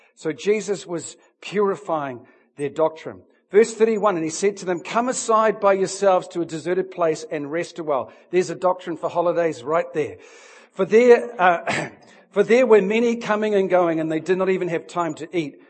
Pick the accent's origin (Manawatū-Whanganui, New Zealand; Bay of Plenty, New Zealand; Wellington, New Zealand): Manawatū-Whanganui, New Zealand; Hunterville; now in Auckland, New Zealand; I'm actually from Hunterville which is where I was born